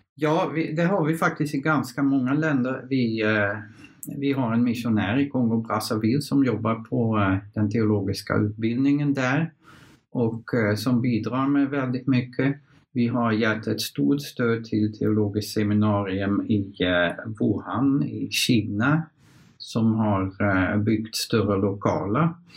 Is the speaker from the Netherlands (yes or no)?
yes; Netherlands; Swedish is a second language; moved away as an adult; also born or lived in Kiruna, Sweden; now in Sweden; Jag kommer från Nederländerna.